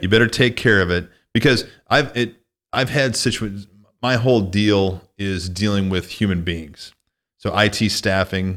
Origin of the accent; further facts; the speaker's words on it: Northwest Illinois, United States; moved away as an adult; also born or lived in Minneapolis / California; now in Nevada, United States; I grew up in Northwest Illinois